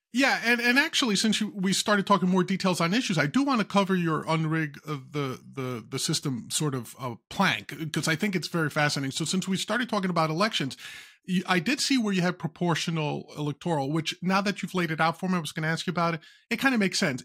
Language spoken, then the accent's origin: English; New York, United States; I'm a New Yorker as well